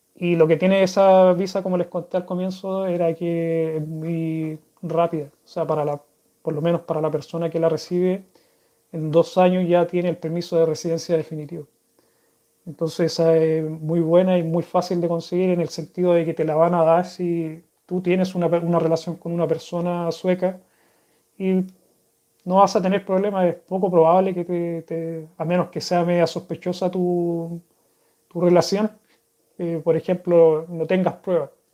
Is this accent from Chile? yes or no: yes; Chile; accent: Chilean; first language Spanish; moved away as an adult; now in Sweden; de chico, allá en Chile